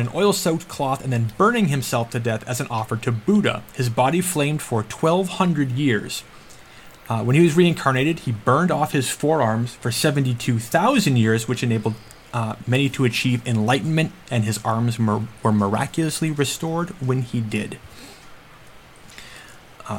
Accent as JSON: {"language": "English", "region": "Massachusetts", "country": "United States", "tie": "born or raised there", "said": "Knight and I grew up in Massachusetts"}